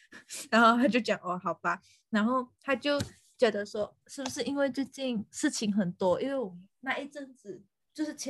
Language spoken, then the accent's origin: Chinese; Fuzhou, Fujian, China; 我们就是福州人啊